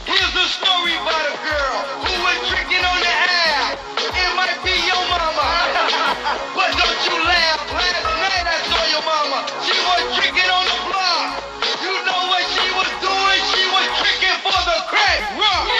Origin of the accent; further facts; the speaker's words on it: New York, United States; since I am from New York